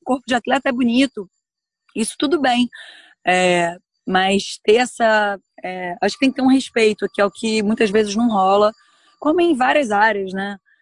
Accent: Brazil; eu sou do Brasil

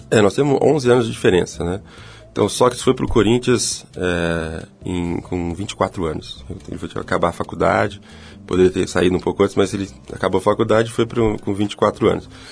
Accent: Ribeirão Preto, São Paulo, Brazil; ele se transferiu para Ribeirão Preto, que foi onde eu nasci

